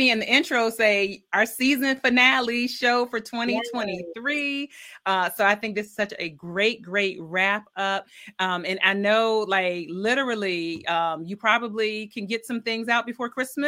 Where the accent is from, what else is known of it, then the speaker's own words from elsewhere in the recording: Milledgeville, Georgia, United States; I'm from Georgia. I was born in Milledgeville, Georgia.